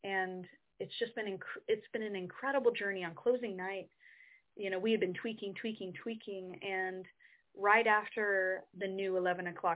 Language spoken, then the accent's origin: English; Midwest, United States; now in New York City, United States; I'm from the Midwest, we're kind of brought up to be respectful